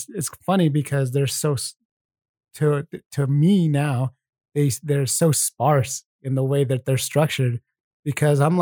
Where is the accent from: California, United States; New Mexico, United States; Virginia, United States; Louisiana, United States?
New Mexico, United States; moved away; we're from New Mexico. Well, we grew up there